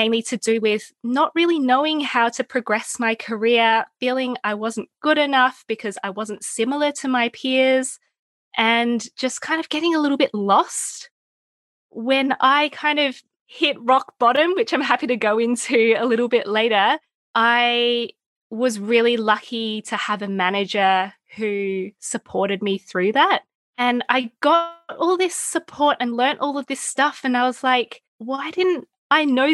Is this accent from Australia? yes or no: yes; Melbourne, Victoria, Australia; You can probably tell by my accent. I'm from Melbourne, Australia, where I went to school